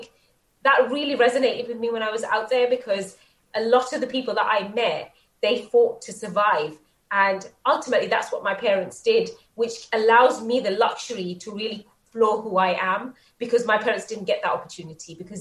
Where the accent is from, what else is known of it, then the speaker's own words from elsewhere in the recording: England, United Kingdom; being British and growing up in England and being a part of a very traditional Bangladeshi home